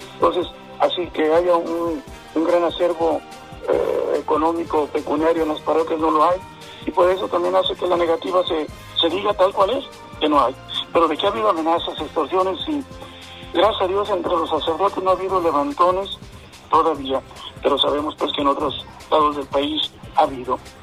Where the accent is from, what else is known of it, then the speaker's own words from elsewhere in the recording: Mexico; como pueblo creyente, como mexicanos